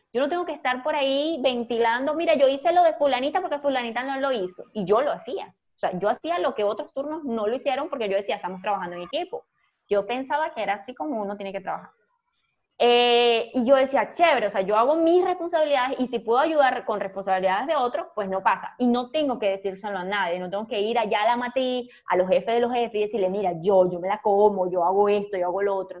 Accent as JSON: {"language": "Spanish", "country": "Venezuela", "moved": "yes", "said": "La gente cuando descubría mi, acento, entonces me preguntaba de dónde eres, y cuando le decía Venezuela"}